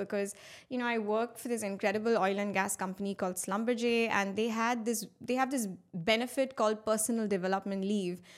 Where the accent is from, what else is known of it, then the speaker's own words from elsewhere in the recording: Muscat, Oman; also born or lived in India; I am of Indian origin, and I've been brought up in the Middle East in a beautiful city called Muscat